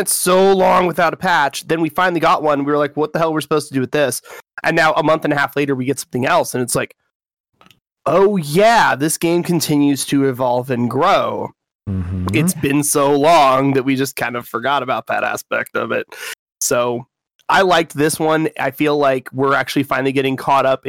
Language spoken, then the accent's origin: English; Western Washington, United States; I'm even from Western Washington